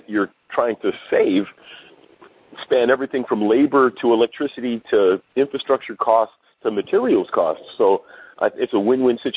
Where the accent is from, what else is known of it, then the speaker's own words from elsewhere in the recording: New York City, New York, United States; I'm from New York City myself